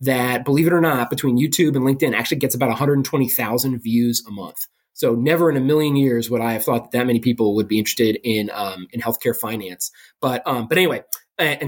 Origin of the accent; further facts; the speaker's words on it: Maryland, United States; moved away; also born or lived in Illinois; I'm from Maryland originally, I went back to Johns Hopkins in Baltimore for my residency